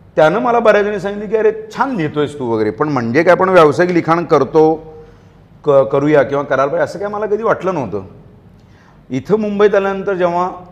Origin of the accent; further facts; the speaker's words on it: Kolhapur, Maharashtra, India; मी मूळचा कोल्हापूरचा